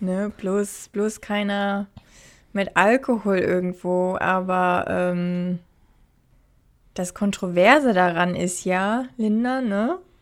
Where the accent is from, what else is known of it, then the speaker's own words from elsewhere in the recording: Hamburg, Germany; moved away as an adult; now in Australia; ich komme ja aus Hamburg